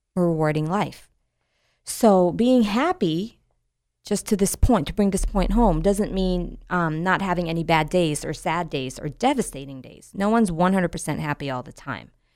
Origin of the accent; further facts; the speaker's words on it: United States; our sense of being American